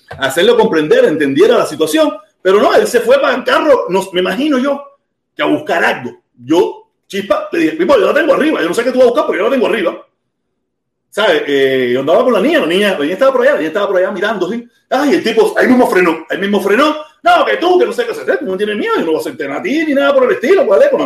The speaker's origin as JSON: {"language": "Spanish", "region": "Havana", "country": "Cuba", "said": "Yo soy de La Habana, caballero. Esto no, no, que sea del campo es problema de ellos, yo no tengo culpa de eso."}